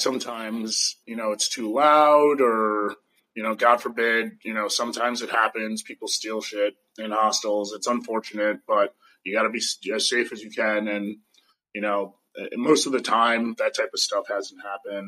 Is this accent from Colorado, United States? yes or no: no; New York City, New York, United States; now in California, United States; I am American from New York City originally. I live somewhat in California, somewhat nomad